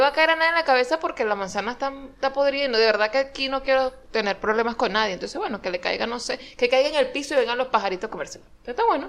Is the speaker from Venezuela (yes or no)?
yes; Venezuela; moved away; uno viene en, en, de, de Venezuela